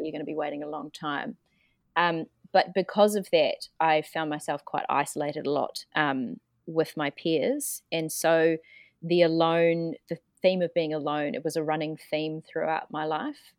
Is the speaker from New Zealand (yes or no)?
yes; New Zealand; moved away as an adult; also born or lived in Melbourne / Paris; I'm, I'm from New Zealand, um, so way down under